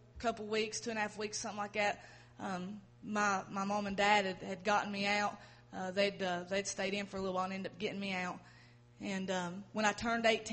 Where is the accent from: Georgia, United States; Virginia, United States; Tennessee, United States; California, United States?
Tennessee, United States; Erwin; growing up in Irwin, Irwin's a small town, everybody knows everybody